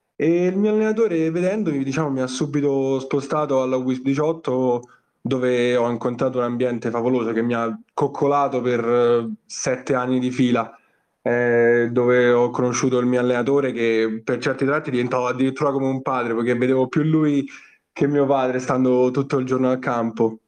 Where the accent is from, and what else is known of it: Rome, Lazio, Italy; born or raised there